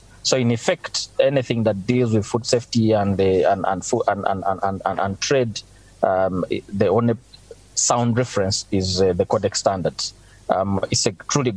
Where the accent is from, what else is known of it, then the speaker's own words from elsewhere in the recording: Uganda; I'm from Uganda